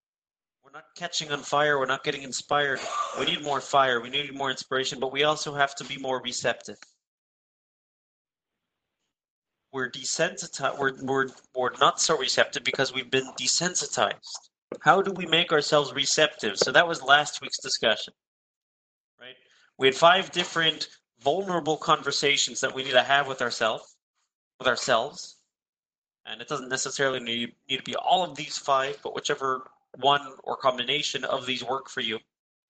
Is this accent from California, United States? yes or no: yes; California, United States; experiencing very similar issues to that which we experience growing up in the Bay Area, living in the Bay Area in a more exposed environment.